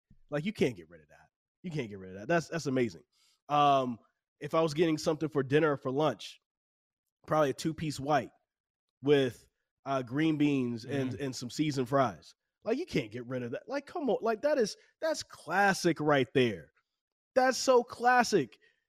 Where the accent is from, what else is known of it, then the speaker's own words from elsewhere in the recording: North Carolina, United States; I'm from North Carolina, right? Mm-hmm. I'm 37 years old.